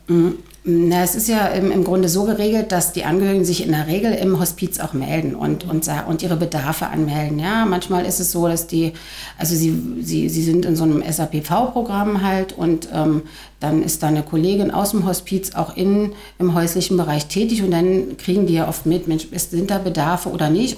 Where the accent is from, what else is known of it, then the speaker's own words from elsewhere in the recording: Tangerhütte, Saxony-Anhalt, Germany; Ich bin aus Tangerhütte, 48 Jahre alt, leite in Tangerhütte einen Jugendclub